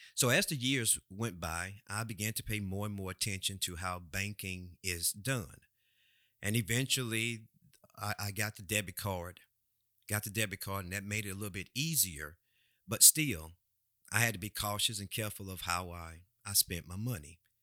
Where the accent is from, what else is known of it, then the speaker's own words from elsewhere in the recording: United States; we as American people